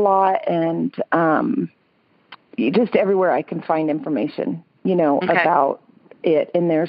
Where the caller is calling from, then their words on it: Thornton, Colorado, United States; I'm calling from Denver. I actually live in Thornton, which is a suburb of Denver.